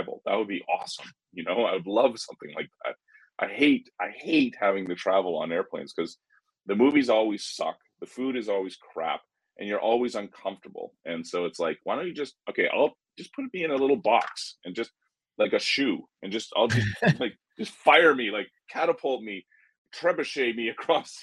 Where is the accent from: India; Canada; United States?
Canada; being Canadian